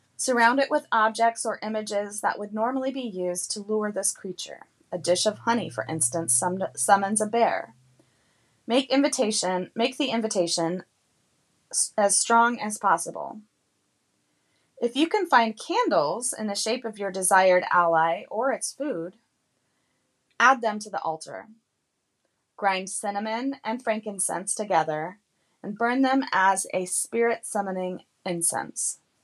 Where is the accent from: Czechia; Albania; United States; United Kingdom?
United States; Carlsbad, New Mexico; now in East Coast, United States; I grew up in Carlsbad, New Mexico